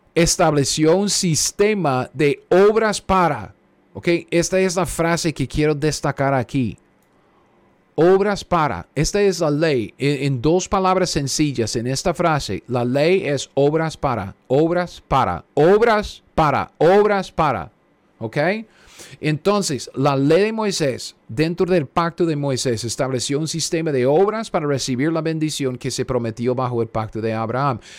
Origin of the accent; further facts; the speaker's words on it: Costa Rica; now in United States; los llamamos ahí en, Costa Rica